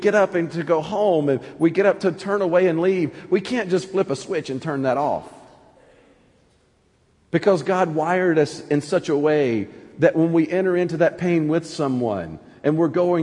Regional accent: Anniston, Alabama, United States; now in Pittsburgh, United States; growing up in North Alabama

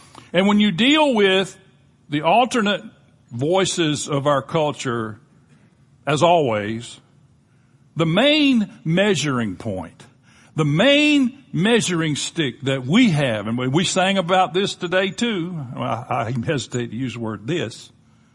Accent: Panama City, Florida, United States; I grew up in Panama City, Florida

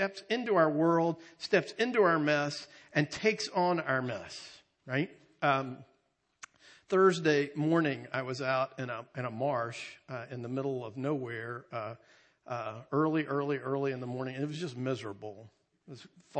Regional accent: North Carolina, United States; we're from North Carolina

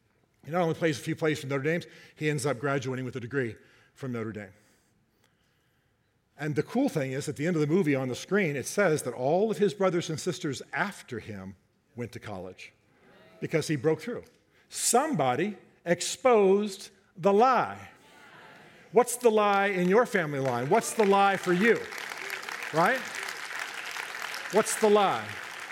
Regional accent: Germany; I grew up in Germany.

